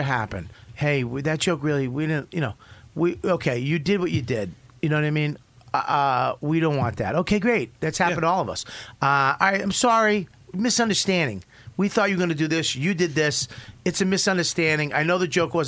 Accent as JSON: {"language": "English", "town": "Boston", "region": "Massachusetts", "country": "United States", "said": "I'm from Boston."}